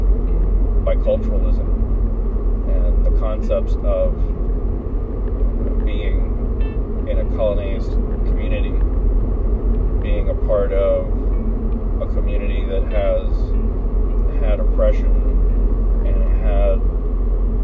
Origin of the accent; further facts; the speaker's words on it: Central Texas, United States; moved away; I am Chicano. I am from Central Texas